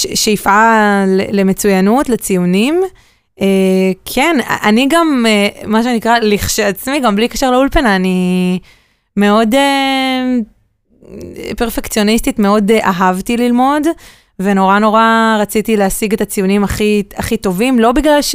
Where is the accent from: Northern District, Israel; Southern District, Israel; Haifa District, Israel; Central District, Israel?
Southern District, Israel; Ashdod; also born or lived in Tel Aviv; אז אני גדלתי בבית אמ, מרוקאי כאן בעיר. אמ, בית אשדודי, ההורים שלי אשדודים